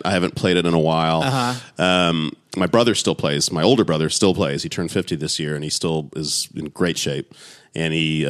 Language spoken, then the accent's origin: English; San Antonio, Texas, United States; also born or lived in Honolulu, Hawaii / North Carolina; when I was 4, moved to San Antonio. That's where I grew up. San Antonio, Texas.